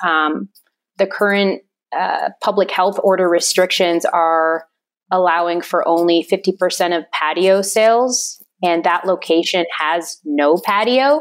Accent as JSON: {"language": "English", "area": "Fort Berthold Reservation", "region": "Western North Dakota", "country": "United States", "tie": "born or raised there", "also_born_or_lived": "Stanford, California", "moved": "as an adult", "lives_now": "Albuquerque, United States", "said": "I grew up in Western North Dakota on the Fort Berthold Reservation."}